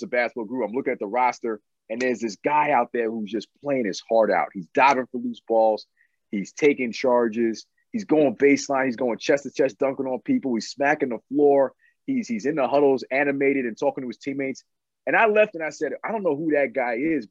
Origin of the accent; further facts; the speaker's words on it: New York, United States; growing up in New York